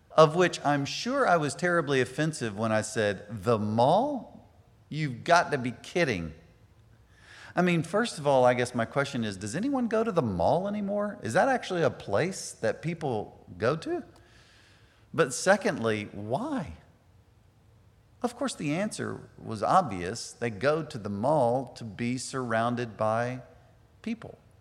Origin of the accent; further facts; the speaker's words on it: United States; us as Americans